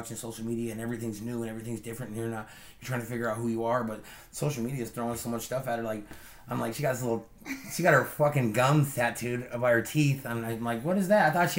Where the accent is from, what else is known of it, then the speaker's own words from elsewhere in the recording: Tri-Cities, Washington, United States; also born or lived in Lewiston, Idaho; We're from Tri-Cities.